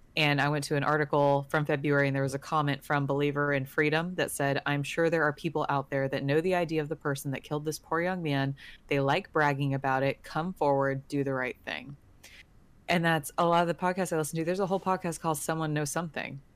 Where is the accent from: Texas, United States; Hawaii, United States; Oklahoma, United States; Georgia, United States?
Texas, United States; I'm from Texas